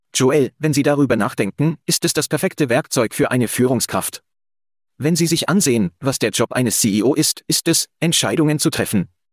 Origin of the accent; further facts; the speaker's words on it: Calgary, Alberta, Canada; hier in Calgary, in meiner Heimatstadt